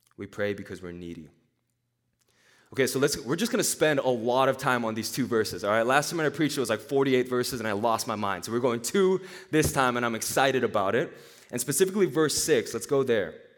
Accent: Nashville, Tennessee, United States; moved away; also born or lived in Korea; I was, I was born in Korea. I grew up in Nashville, Tennessee

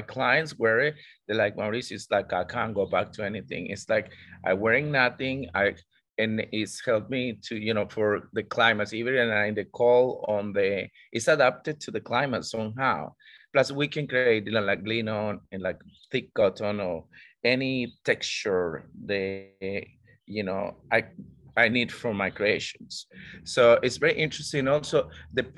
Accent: Costa Rica; also born or lived in Australia; now in Indonesia; I'm from Costa Rica

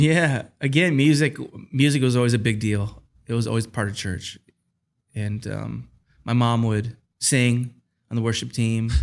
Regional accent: Taylor, Michigan, United States; I grew up in Michigan in a, a, city called Taylor, which is about ten minutes south of Detroit

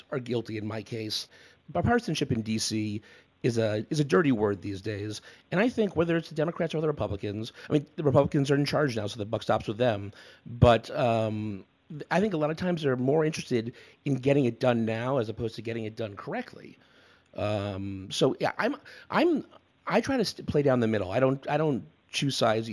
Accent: Connecticut, United States; moved away as an adult; also born or lived in Washington, D.C.; I'm from Connecticut. I'm a New England boy at heart.

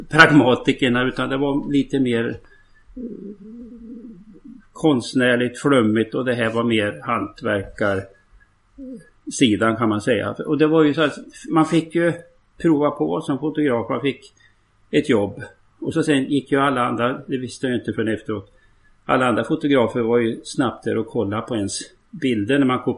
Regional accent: Sundsvall, Västernorrland County, Sweden; born there; Det, det här är alltså strax utanför söder om Sundsvall där jag är född. Eh, en, en mil söder om Sundsvall.

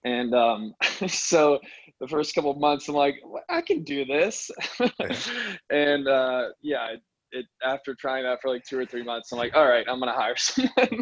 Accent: Pittsburgh, Pennsylvania, United States; also born or lived in New York; I'm from Pittsburgh, PA, and and that's where I still practice now

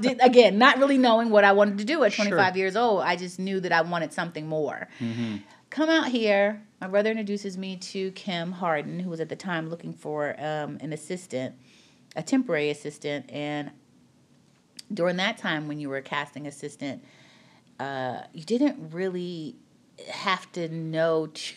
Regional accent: Philadelphia, Pennsylvania, United States; moved away as an adult; now in Los Angeles, United States; I was born in Philadelphia, Pennsylvania, and I moved to Los Angeles

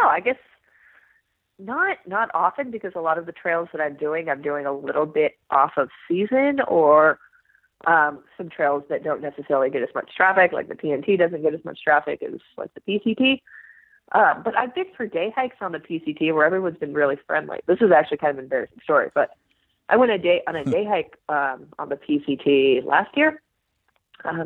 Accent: Sacramento, California, United States; now in Southern California, United States; I grew up in Sacramento

